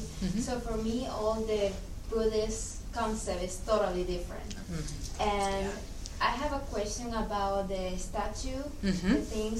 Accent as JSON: {"language": "English", "country": "Nicaragua", "second_language": "English", "moved": "yes", "said": "I am Christian, and I am from Nicaragua."}